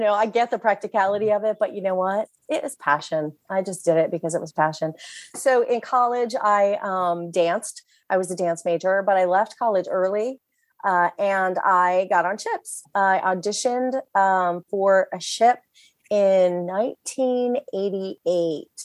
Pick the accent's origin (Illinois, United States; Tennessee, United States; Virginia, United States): Virginia, United States; Virginia Beach; I grew up in Virginia Beach, Virginia